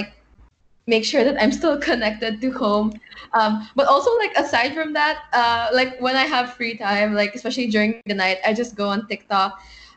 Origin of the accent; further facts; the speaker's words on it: Manila, Metro Manila, Philippines; moved away as an adult; I'm from Manila, the Philippines